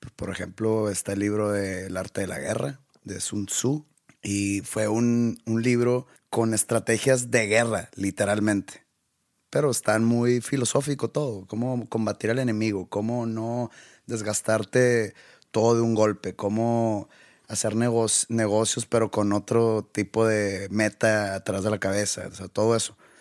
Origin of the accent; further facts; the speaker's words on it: Monterrey, Nuevo León, Mexico; soy de aquí de Monterrey